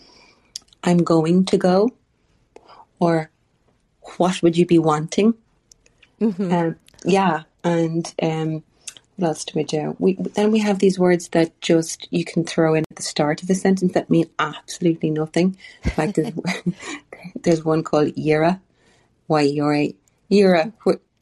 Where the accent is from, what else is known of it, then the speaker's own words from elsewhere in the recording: Ireland; But we as Irish people